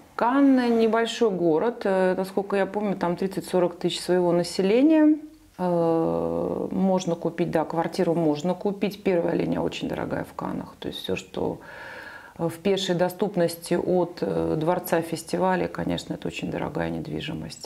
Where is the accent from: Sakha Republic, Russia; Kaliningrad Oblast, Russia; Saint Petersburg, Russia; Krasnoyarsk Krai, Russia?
Saint Petersburg, Russia; moved away as an adult; now in Nice, France; и я сама из Петербурга